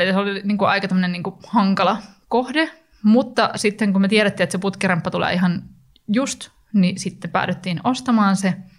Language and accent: Finnish; Turku, Southwest Finland, Finland; moved away; mä oon itse sieltä kotoisin